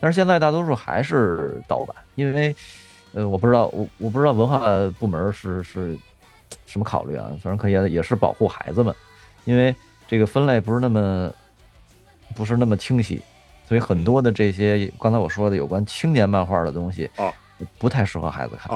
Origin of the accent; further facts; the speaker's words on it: near the Summer Palace, Beijing, China; 我最小的时候，应该是我们家住颐和园边儿上